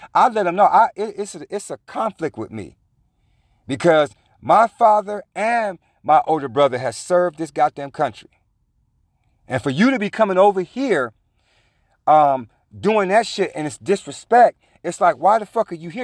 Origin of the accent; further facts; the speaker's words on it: California, United States; I was from California